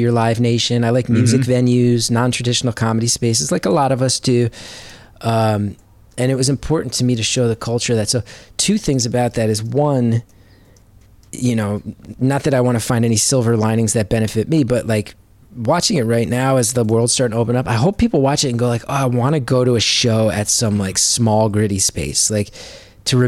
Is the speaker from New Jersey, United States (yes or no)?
yes; Northern New Jersey, United States; Northern New Jersey. And I'm like extremely proud